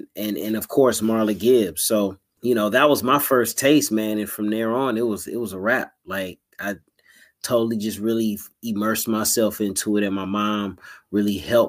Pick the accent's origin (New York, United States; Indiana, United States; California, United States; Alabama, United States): California, United States; Inglewood; born and raised in Inglewood, California, man, 99th and Crenshaw. So right around the corner from the Forum and Hollywood Park Casino